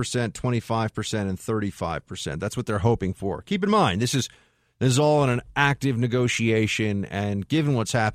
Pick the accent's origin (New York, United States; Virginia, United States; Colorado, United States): New York, United States; as a New Yorker